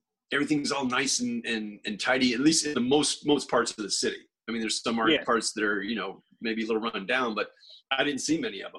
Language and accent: English; Florida, United States; I'm from Florida, and I've never been to the Florida Keys.